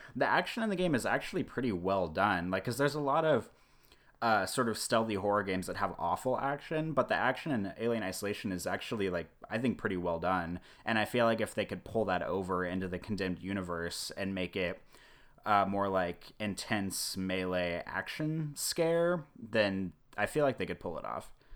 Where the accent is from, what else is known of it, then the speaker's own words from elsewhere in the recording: Kansas City, Missouri, United States; now in Omaha, United States; I grew up in Kansas City, Missouri, so you know northwest Missouri